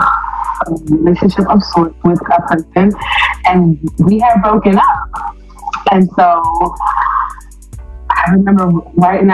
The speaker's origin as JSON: {"language": "English", "region": "North Carolina", "country": "United States", "moved": "yes", "lives_now": "New York, United States", "said": "I am originally from North Carolina. I live in New York."}